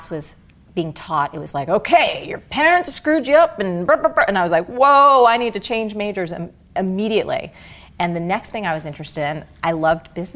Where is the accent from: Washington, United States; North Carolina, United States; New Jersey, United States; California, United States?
New Jersey, United States; I grew up in Jersey